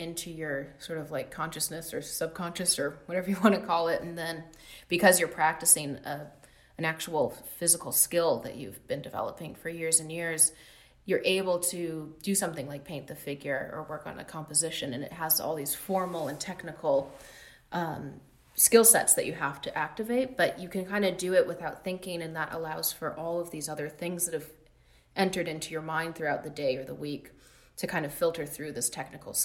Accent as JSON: {"language": "English", "town": "Los Angeles", "region": "California", "country": "United States", "tie": "born or raised there", "said": "growing up in Los Angeles, especially when I moved here with my mom when I was 6 years old in 1991."}